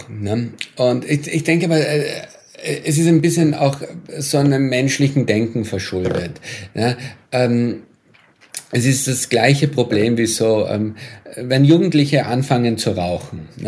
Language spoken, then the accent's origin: German; Austria; beispielsweise mit meinem Heimatland, mit Österreich, ne? wo ja die Inzidenzen wahnsinnig hoch waren, wahnsinnig äh, spät agiert wurde